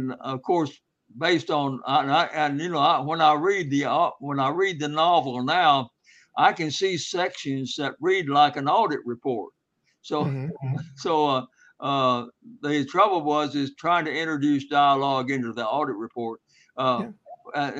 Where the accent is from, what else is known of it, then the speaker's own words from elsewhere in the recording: Black Mountains, North Carolina, United States; I was raised in the Black Mountains, where Mountain Mitchell is, on a hillside farm.